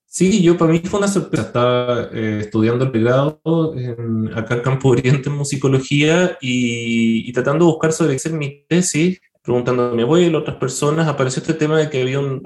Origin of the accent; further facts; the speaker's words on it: Valdivia, Los Ríos, Chile; yo soy de provincia, soy de Valdivia, que es una ciudad que siempre ha tenido mucha música, pero por lo menos cuando yo era chico, en los 80, 90, no había una orquesta estable